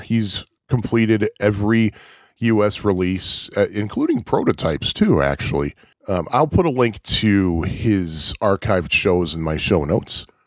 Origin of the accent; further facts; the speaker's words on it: outside of Chicago, Illinois, United States; also born or lived in Jersey Shore, New Jersey; I was born and raised outside of Chicago, and I currently live in the city of Chicago